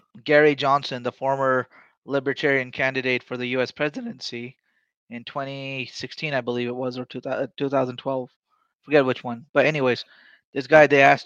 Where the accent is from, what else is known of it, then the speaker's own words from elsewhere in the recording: Pakistan; as a Pakistani